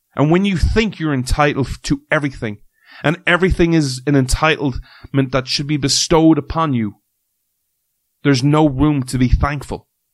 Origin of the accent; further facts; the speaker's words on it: Ireland; as someone who's grown up in Ireland who has had rain pretty much nearly in some way, shape, or form every day of his life